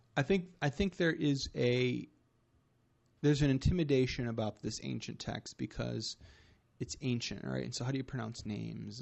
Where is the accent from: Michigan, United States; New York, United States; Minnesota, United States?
Michigan, United States; now in Fort Wayne, United States; I live here in Fort Wayne, Indiana, but I'm from Michigan